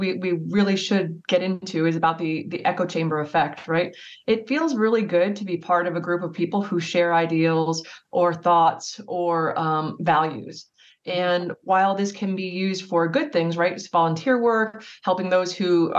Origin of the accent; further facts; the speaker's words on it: New Jersey, United States; now in Richmond, United States; I am domiciled in Richmond, Virginia, but I'm originally from New Jersey